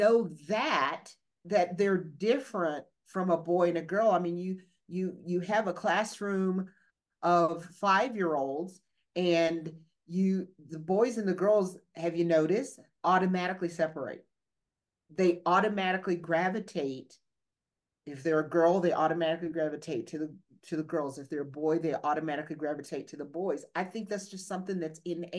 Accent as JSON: {"language": "English", "region": "the South", "country": "United States", "accent": "Southern", "said": "I'm from the South"}